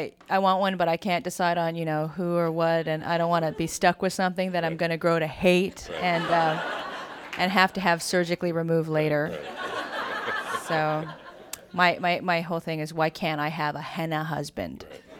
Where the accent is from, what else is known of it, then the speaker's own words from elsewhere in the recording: United States; My family really represents the Asian-ness of me, as where I'm very American. So I think that that's a pretty interesting cultural thing, that if you're brought up in this country and you're from an immigrant family